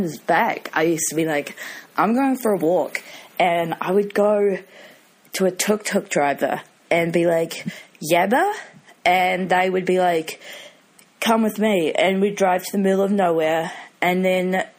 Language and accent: English; New Zealand; also born or lived in United Kingdom; I'm from New Zealand, as you can probably gather. I lived in the UK for a year and 9 months